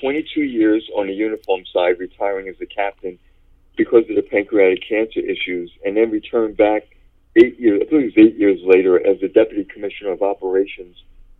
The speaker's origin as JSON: {"language": "English", "town": "New York City", "region": "New York", "country": "United States", "tie": "born or raised there", "said": "So I was born in the Bronx"}